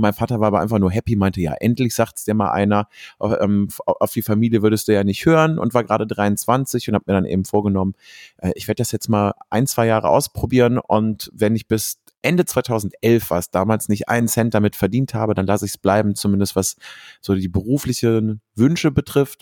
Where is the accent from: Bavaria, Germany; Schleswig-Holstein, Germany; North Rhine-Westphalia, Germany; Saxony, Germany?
North Rhine-Westphalia, Germany; Cologne; ich komme aus Köln